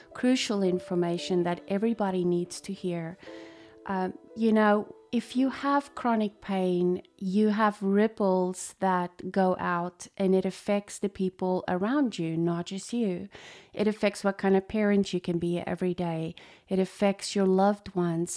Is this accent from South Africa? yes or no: yes; South Africa; moved away; I was born in South Africa to a chiropractic dad